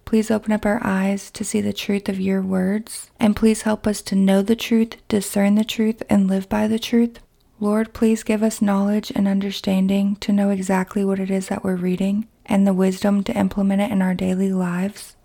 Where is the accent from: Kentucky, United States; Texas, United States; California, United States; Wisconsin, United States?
Kentucky, United States; my hometown in Kentucky